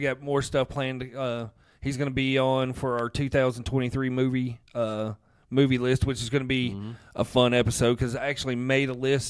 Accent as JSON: {"language": "English", "town": "Boston", "region": "Massachusetts", "country": "United States", "accent": "Boston", "said": "my Boston accent."}